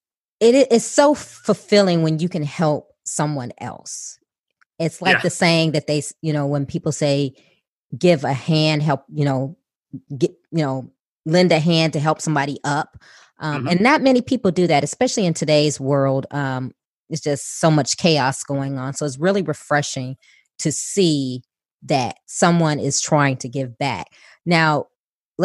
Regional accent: Chicago, Illinois, United States; I'm born and raised in Chicago

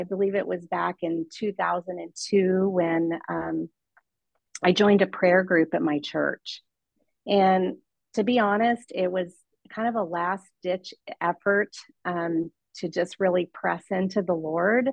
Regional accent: Kansas City, Missouri, United States; moved away as an adult; now in Washington State, United States; we moved here from Kansas City, Missouri, where both my husband and I grew up all of our lives

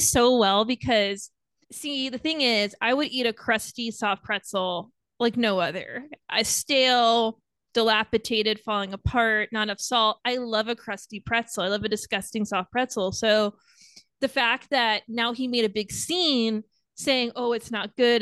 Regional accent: Long Island, New York, United States; I grew up on Long Island, so that's why the Yankees

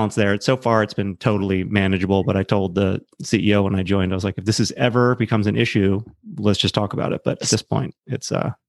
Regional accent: Maryland, United States; I grew up on the East Coast, small suburb of Baltimore, middle-class family.

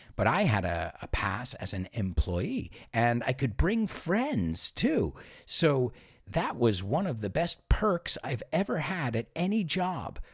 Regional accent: Spain; moved away; also born or lived in United States; growing up in Spain

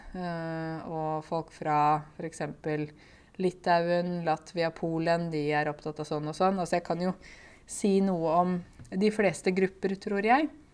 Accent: Norway; jeg er jo en nordmann. Og jeg har vokst opp her, og jeg har norske foreldre

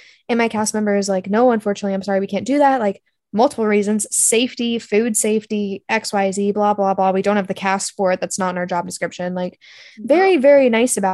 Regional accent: Kennewick, Washington, United States; moved away; I'm from Kennewick, Washington

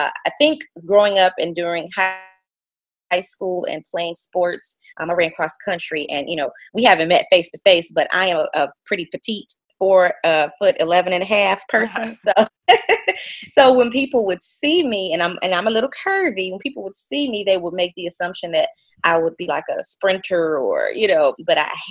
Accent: Detroit, Michigan, United States; also born or lived in St. Joseph, Michigan; I'm actually originally from Detroit.

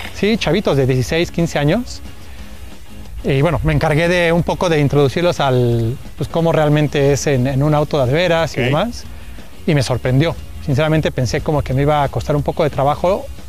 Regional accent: Mexico; yo soy el representante de México

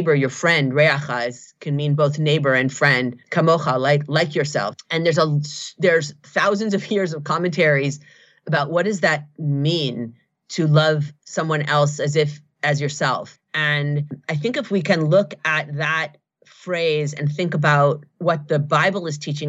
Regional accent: Seattle, Washington, United States; I grew up here in Seattle

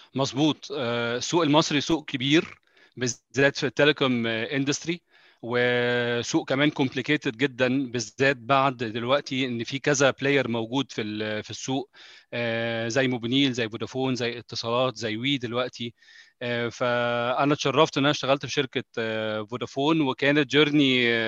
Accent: Egypt; moved away; انا مصري

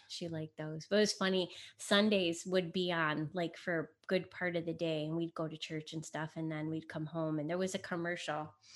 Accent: United States; first language Italian; English is a second language; my parents were born in Italy. They got married and then they moved here. I was born in the United States, but I was first generation. I didn't speak English till I went to kindergarten

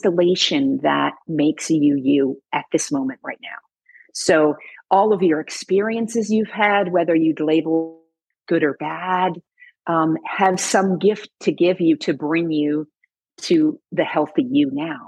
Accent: Illinois, United States; now in Oregon, United States; I grew up in Illinois

